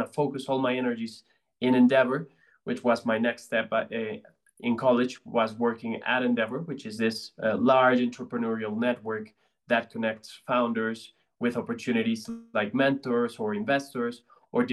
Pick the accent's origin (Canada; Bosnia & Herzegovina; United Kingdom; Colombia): Colombia; Bogota; I'm from Colombia. I'm from Bogota